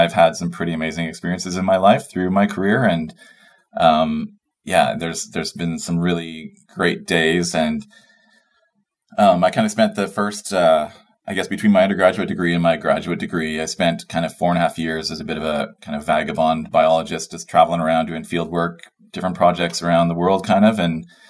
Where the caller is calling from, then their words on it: Smithers, British Columbia, Canada; also born or lived in Fort St. John; I'm calling in from Smithers, and I am the one of the senior wildlife biologists for the Skeena region. And yeah, I've been in Smithers now for 9 years and working for the BC government for going on 15 years.